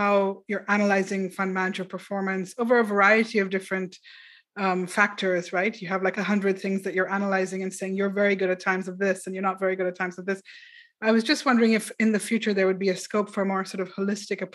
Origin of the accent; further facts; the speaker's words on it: Karachi, Sindh, Pakistan; I grew up in Karachi in Pakistan